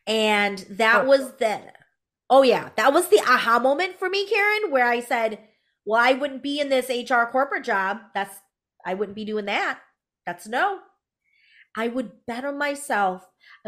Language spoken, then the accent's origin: English; United States; born there; you can obviously tell that I am Hmong American. For those of you who are listening, I am a woman of color, and I am first generation born American